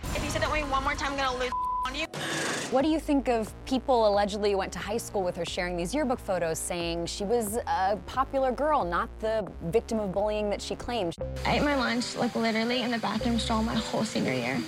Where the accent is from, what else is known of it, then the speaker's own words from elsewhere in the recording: New York, United States; I am from New York. Some people even say I have an accent